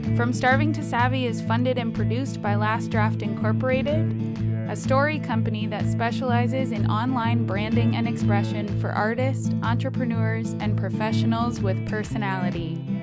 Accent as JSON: {"language": "English", "town": "London", "region": "Ontario", "country": "Canada", "tie": "born or raised there", "said": "As a person who was born and raised in London, Ontario"}